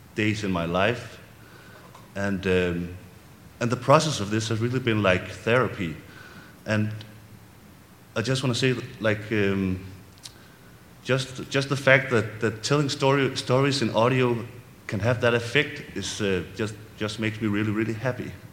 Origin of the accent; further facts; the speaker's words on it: Viborg, Central Denmark Region, Denmark; my hometown, Viborg in Denmark